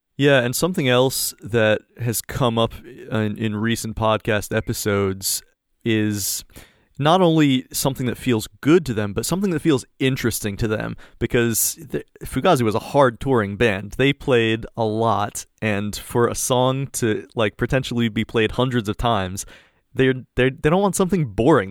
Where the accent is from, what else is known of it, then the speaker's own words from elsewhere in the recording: United States; as an American